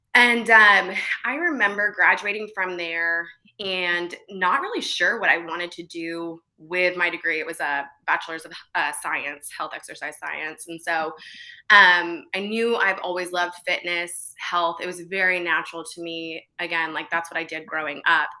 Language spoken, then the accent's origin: English; Bartlesville, Oklahoma, United States; also born or lived in Virginia; I was born in Virginia, but I was raised in a small town in Bartlesville, Oklahoma.